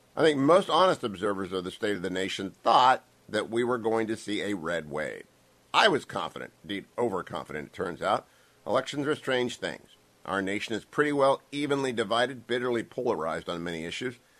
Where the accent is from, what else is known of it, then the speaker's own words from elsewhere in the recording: Ohio, United States; my home state of Ohio